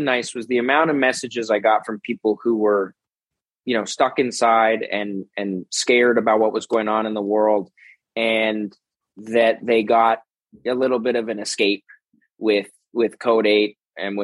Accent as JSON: {"language": "English", "town": "Toronto", "region": "Ontario", "country": "Canada", "tie": "born or raised there", "also_born_or_lived": "Los Angeles, United States", "moved": "as an adult", "said": "It's a fun city. I grew up here"}